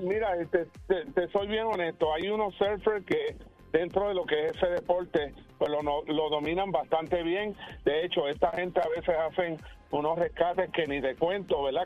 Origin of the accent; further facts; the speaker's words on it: Puerto Rico; nosotros como puertorriqueños